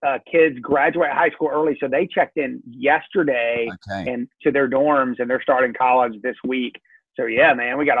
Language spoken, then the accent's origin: English; Georgia, United States; accent: Southern